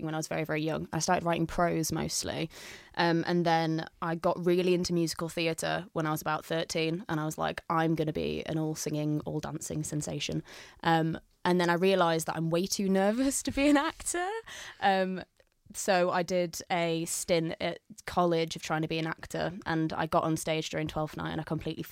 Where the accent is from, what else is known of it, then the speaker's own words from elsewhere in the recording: Leeds, Yorkshire and the Humber, United Kingdom; also born or lived in York / Moortown, Leeds; I'm from Meanwood originally, and then I went to York University for a little bit, and then I came back to Leeds and moved up to Moortown